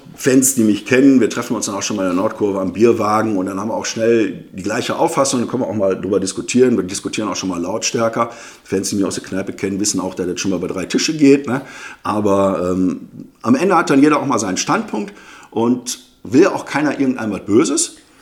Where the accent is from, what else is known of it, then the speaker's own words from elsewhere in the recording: Duisburg, North Rhine-Westphalia, Germany; also born or lived in Münster; ich bin gebürtiger Duisburger, genauer gesagt im Krankenhaus in Hochfeld. Aufgewachsen bin ich in Duisburg-Düssern